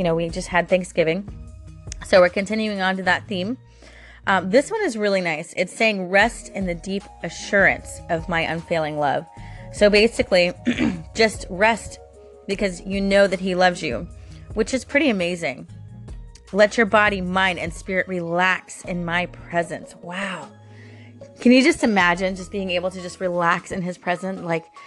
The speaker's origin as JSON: {"language": "English", "region": "Florida", "country": "United States", "tie": "born or raised there", "said": "I'm born and raised in Florida"}